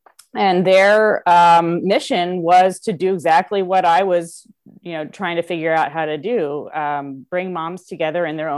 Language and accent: English; Kansas City, Missouri, United States; also born or lived in St. Louis; But so I'm actually from Kansas City originally, but bounced around between Kansas City and St. Louis mostly growing up. Lived a few other places as well.